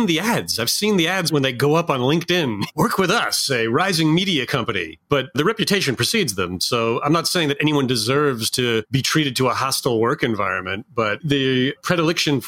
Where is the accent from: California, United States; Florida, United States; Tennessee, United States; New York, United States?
New York, United States; Hudson Valley; I grew up in the Hudson Valley